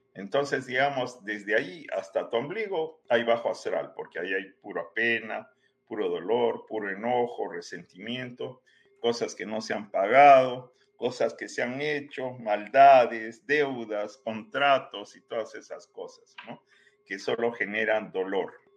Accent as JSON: {"language": "Spanish", "country": "Peru", "also_born_or_lived": "Guadalajara, Mexico", "moved": "as an adult", "lives_now": "United States", "said": "yo soy eh, peruano de origen, ¿no? Pero diría que he caminado mucho tiempo en muchos lados del planeta."}